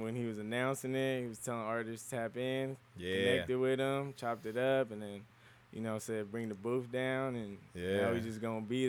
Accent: Anaheim, California, United States; I'm from Anaheim.

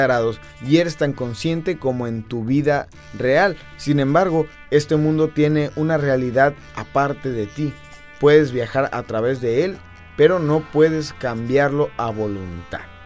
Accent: Argentina; now in Tijuana, Mexico; los argentinos vengamos a México

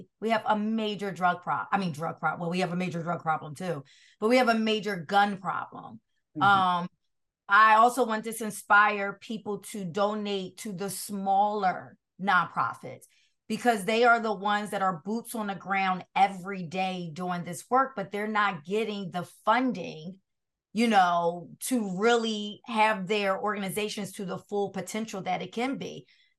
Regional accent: Brooklyn, New York, United States; And don't tell anyone that because I'm from Brooklyn.

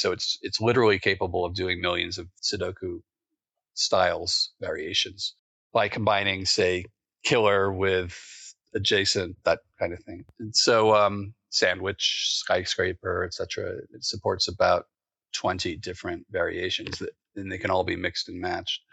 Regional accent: East Coast, United States; where I grew up in the East Coast

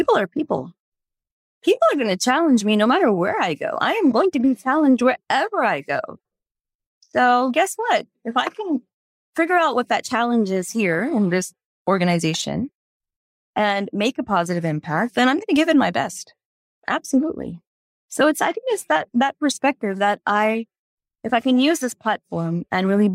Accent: Houston, Texas, United States; growing up in the United States, in Houston, Texas

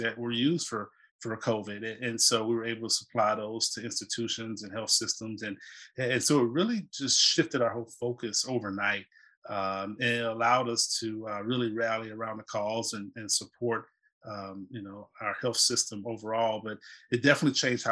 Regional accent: South Carolina, United States; moved away as an adult; also born or lived in Atlanta; now in North Carolina, United States; I live in North Carolina and originally from the Carolinas, born and raised in South Carolina

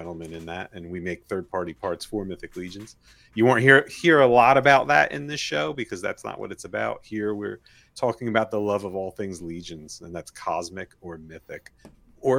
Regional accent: New Jersey, United States; I'm from New Jersey, USA

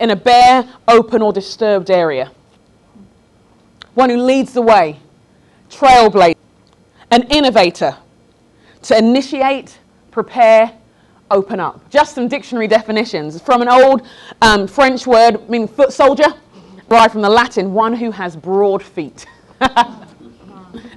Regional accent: London, United Kingdom; moved away as an adult; also born or lived in Sheffield; I grew up in London, went to Sheffield for college

